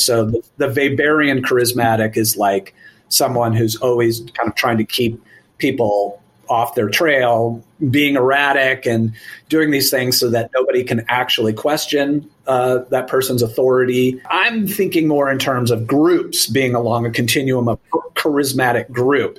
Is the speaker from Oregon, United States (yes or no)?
yes; Eugene, Oregon, United States; i grew up in Eugene, Oregon, and the 70s and 80s